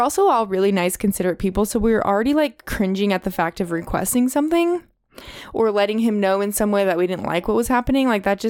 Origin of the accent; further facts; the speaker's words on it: the Bay Area, California, United States; Because we're all from the Bay.